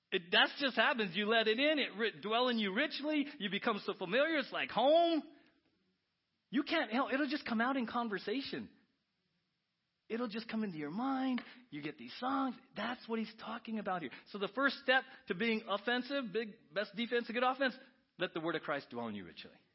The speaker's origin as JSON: {"language": "English", "town": "San Diego", "region": "California", "country": "United States", "tie": "born or raised there", "said": "I grew up in San Diego as a Padre fan"}